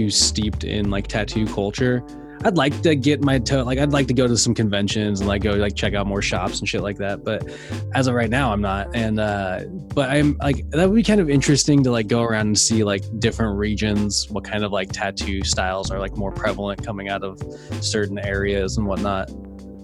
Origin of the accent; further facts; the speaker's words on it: Wenatchee, Washington, United States; I grew up in Wenatchee, Washington